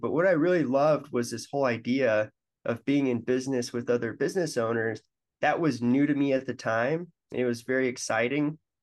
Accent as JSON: {"language": "English", "town": "Denver", "region": "Colorado", "country": "United States", "also_born_or_lived": "Michigan", "moved": "as an adult", "said": "I'm from Denver, and I went to, uh, Michigan State"}